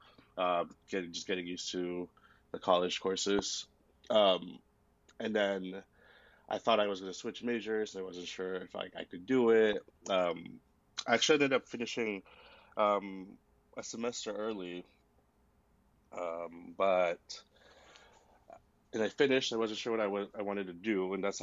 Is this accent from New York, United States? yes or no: no; Houston, Texas, United States; also born or lived in Austin; I'm from Houston. I went to college in Austin